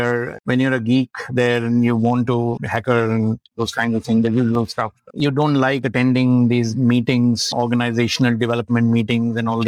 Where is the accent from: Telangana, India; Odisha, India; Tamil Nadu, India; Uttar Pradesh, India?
Uttar Pradesh, India; Lucknow; Born and brought up in Lucknow, and did my schooling at the Martineer, Lucknow.